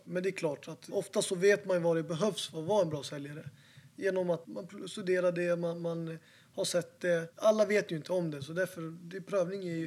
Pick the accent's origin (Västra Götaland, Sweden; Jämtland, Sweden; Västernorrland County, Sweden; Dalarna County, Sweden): Dalarna County, Sweden; Falun; now in Stockholm, Sweden; jag är inte från Stockholm från början, jag är från Falun